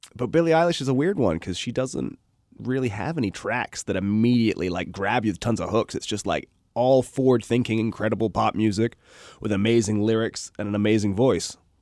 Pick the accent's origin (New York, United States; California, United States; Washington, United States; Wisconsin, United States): Washington, United States; Redmond; also born or lived in Bellevue; I grew up in Redmond